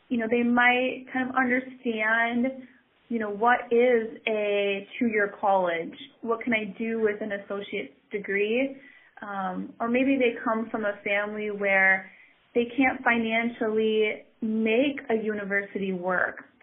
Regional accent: Oconto, Wisconsin, United States; I grew up in Oconto, wonderful small city, um, but not very diverse when it comes to ethnicity

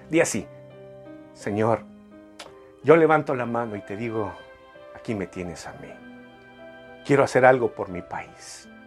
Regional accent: Mexico

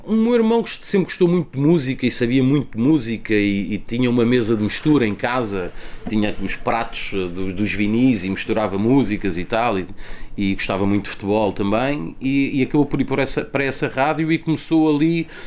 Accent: Lisbon, Portugal; also born or lived in Benfica, Lisbon; eu cresci no, nasci em Benfica, na Estrada da Damaia, depois eh, fui criado em Alcântara

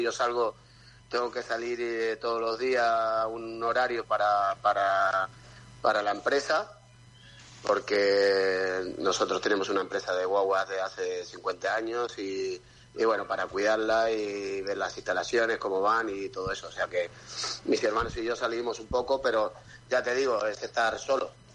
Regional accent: Las Galletas, Canary Islands, Spain; also born or lived in Málaga; en Tenerife, aquí en mi pueblo, en Las Galletas.

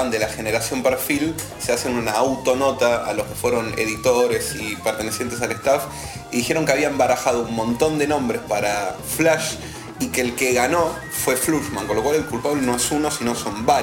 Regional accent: western Greater Buenos Aires, Buenos Aires Province, Argentina; soy del oeste, del conurbano bonaerense, para los del interior es como la periferia de Capital Federal

